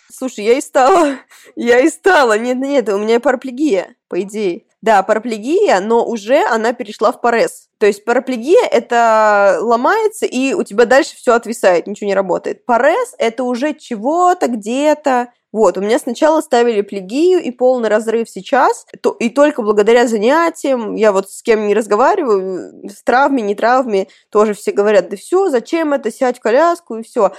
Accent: Kursk, Kursk Oblast, Russia; Я родом из Курска изначально

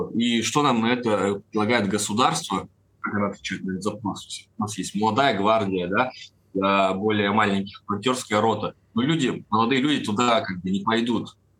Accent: Perm, Perm Krai, Russia; Я сам вообще из Перми

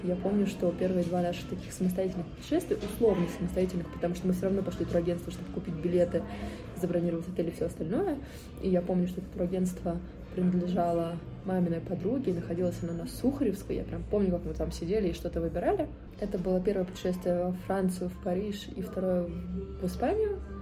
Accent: Moscow, Russia; я родилась и живу в Москве

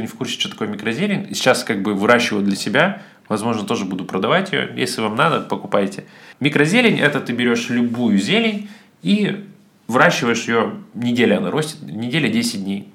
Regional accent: Siberia, Russia; я сибирский еврей

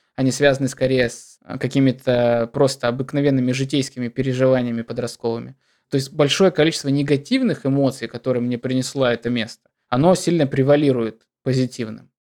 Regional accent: Deputatsky, Sakha Republic, Russia; also born or lived in Yakutsk; now in Moscow, Russia; я родился в Депутатске, это такой посёлок на берегу Мариуполя, а в Якутске я прожил просто семь лет

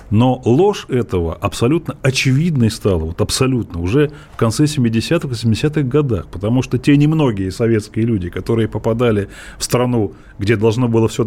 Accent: Moscow Oblast, Russia; Мы ездили из Подмосковья на электричках в Москву за колбасой. Это 70-е годы

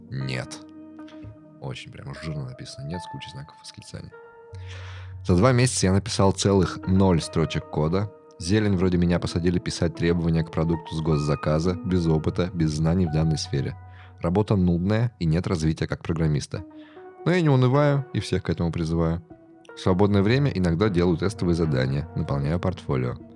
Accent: Ukraine; moved away as an adult; now in Russia; Потом 13-14 годы, и я переехал в РФ. Да, я из Украины.

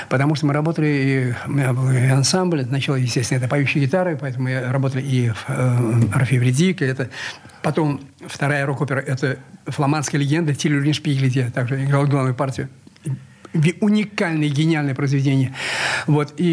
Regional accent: Saint Petersburg, Russia; Я счастлив, что я, что я ленинградец.

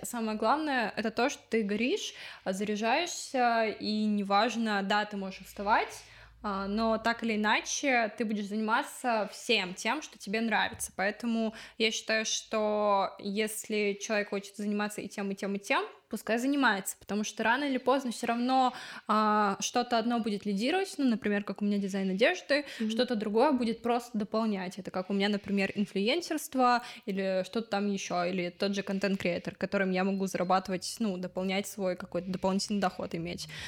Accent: Odesa, Odesa Oblast, Ukraine; я пошла в еврейский культурный центр, потому что я из Одессы

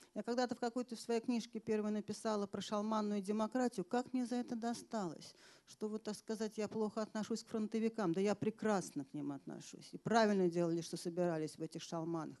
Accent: Moscow, Russia

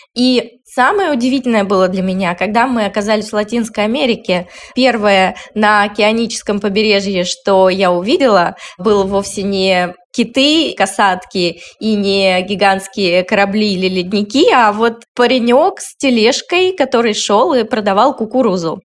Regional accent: Northern Urals, Russia; в моем довольно несытном северно-муральском детстве

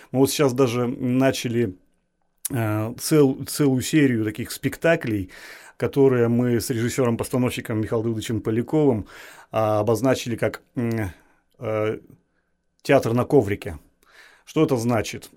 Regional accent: Tobolsk, Tyumen Oblast, Russia; я коренной табаляк, я э, ну, как бы это громко не звучало, я патриот своей, своего города. Ну, скажем, патриот своей малой родины. Я горжусь, что я рожден в этом городе

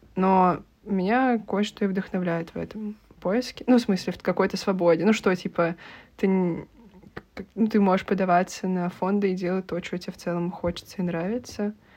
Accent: Russia; moved away; also born or lived in Portugal; я из России

